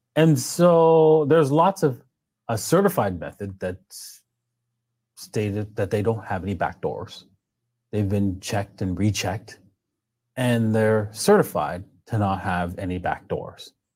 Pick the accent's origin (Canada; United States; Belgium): Canada; also born or lived in Trinidad; I'm Canadian